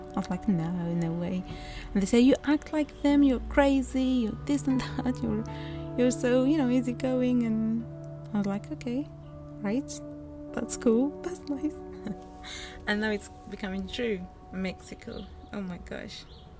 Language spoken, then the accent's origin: English; Algeria; someone asks us, where do you come from? And we said, Algerians, like, oh, Nigeria. No, Algeria.